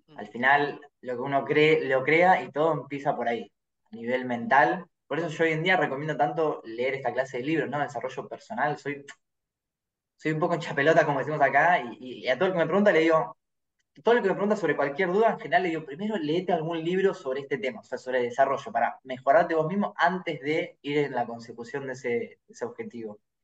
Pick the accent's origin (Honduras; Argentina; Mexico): Argentina; soy argentino y tomo mate